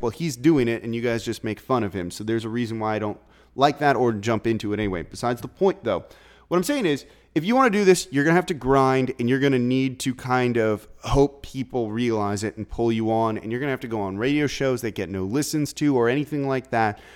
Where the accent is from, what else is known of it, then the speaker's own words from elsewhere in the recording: Los Angeles, California, United States; now in New Orleans, United States; I'm from Los Angeles, grew up a huge Laker fan